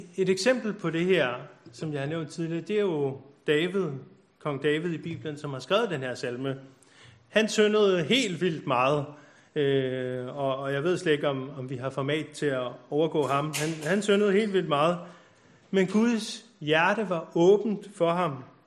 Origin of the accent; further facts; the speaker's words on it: Copenhagen, Capital Region of Denmark, Denmark; now in Bornholm, Denmark; jeg er født på Nørrebro